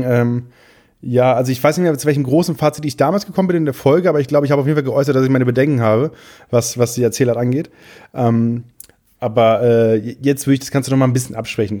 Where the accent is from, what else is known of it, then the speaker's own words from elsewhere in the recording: Friesland, Lower Saxony, Germany; also born or lived in Wiesmoor; ich komme aus Friesland, aus dem kleinsten Dorf